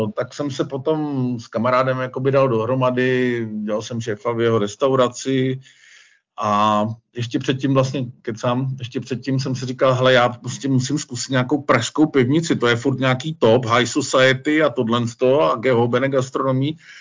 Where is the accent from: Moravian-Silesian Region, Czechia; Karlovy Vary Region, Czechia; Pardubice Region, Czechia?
Karlovy Vary Region, Czechia; Cheb; moved away as an adult; also born or lived in Mariánské Lázně / Prague; now in Vitznau, Switzerland; já jsem se narodil v Chebu